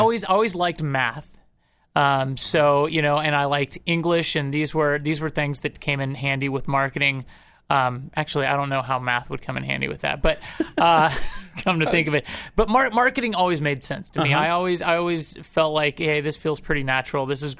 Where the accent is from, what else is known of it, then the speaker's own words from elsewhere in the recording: Topeka, Kansas, United States; Topeka was actually, it was really nice. It's there, I think when I was growing up, there was like 100,000 people there.